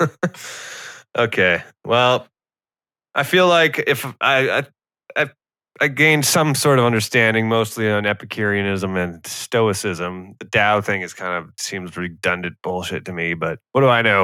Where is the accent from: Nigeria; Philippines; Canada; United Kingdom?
Canada; I am Canadian.